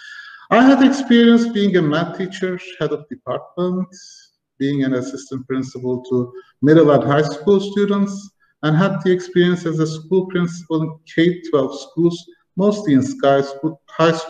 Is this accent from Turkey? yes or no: yes; Turkey; also born or lived in Germany; I was born in 1975 in Germany and started my school life when I was 4 in Germany. My parents had to work in a factory and I had to go to school. We moved to Turkey